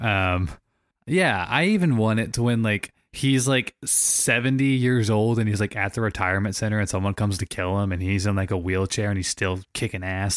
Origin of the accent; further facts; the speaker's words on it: St. Louis, Missouri, United States; I grew up in Saint Louis, Missouri, playing ice hockey my whole life